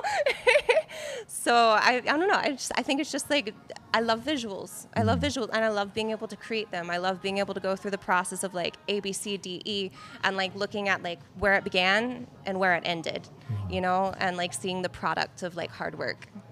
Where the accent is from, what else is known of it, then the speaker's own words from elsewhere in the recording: Carrollton, Georgia, United States; I'm actually from Carrollton, Georgia